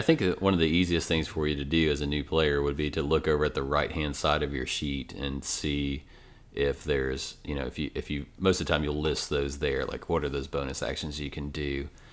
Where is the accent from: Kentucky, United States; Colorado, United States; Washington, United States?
Kentucky, United States; Ashland; moved away as an adult; now in Lexington, United States; I'm from Ashland, Kentucky originally